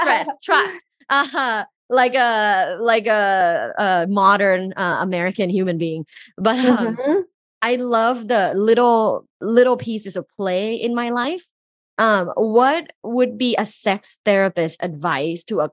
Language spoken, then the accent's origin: English; Thailand; moved away; I'm originally from Thailand, and like in Thai culture, people don't go see a therapist